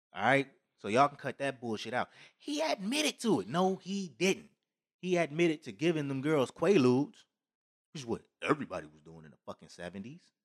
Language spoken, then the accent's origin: English; United States; we're all Americans